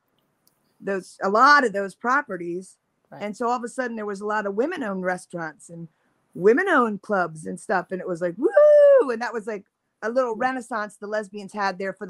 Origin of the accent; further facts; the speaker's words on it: Pennsylvania, United States; moved away as an adult; also born or lived in Ridgefield Park, New Jersey / New York / West Hollywood, California; now in Southern California, United States; I grew up in Pennsylvania and then I lived in Jersey, New York here for 10 years